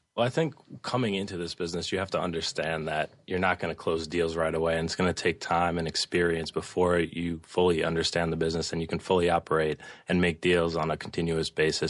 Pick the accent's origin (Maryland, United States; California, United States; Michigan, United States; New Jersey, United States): New Jersey, United States; Bergen County; also born or lived in Staten Island, New York; I grew up in northern New Jersey in Bergen County. Um, I actually was born in Staten Island, but moved there when I was very young